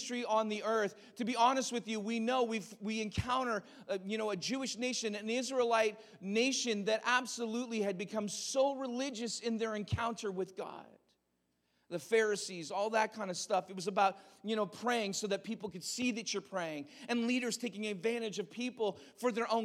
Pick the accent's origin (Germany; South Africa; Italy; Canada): Canada